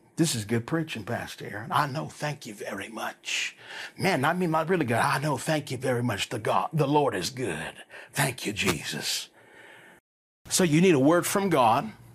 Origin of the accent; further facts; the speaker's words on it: Las Vegas, Nevada, United States; moved away as an adult; I grew up here in Las Vegas